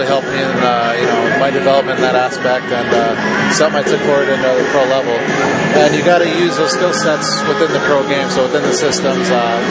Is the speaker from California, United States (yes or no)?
yes; California, United States; Yeah, the Ontario Reign, they're about 15 minutes from my hometown, so we go play them. It's like a home game for me.